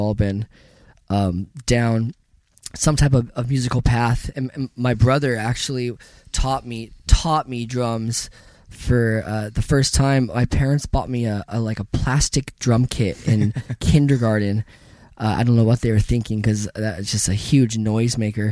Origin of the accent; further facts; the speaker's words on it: Ventura, California, United States; I grew up in Ventura, California.